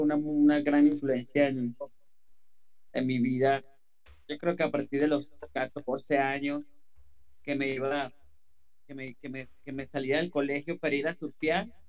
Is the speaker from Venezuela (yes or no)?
yes; Venezuela; moved away as an adult; now in United States; Pues yo soy venezolano. ya tengo mucho rato aquí en Estados Unidos, pero pues crecí en Venezuela y tuve la oportunidad de crecer hasta los casi 20 años en Venezuela.